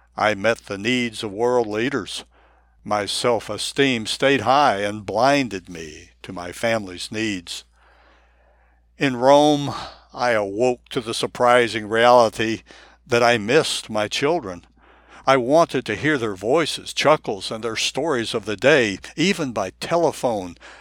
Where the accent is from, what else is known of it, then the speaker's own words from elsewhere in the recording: Tokyo, Japan; English is a second language; moved away as an adult; also born or lived in United States; now in St. Augustine, United States; I am a Japanese American, born and raised in Tokyo, who moved to the United States in my early 20s